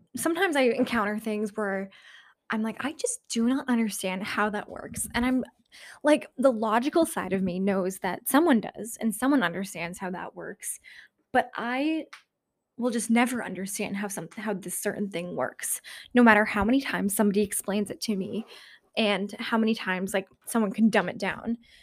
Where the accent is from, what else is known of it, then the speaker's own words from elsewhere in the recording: New Hampshire, United States; moved away; up in New Hampshire in my hometown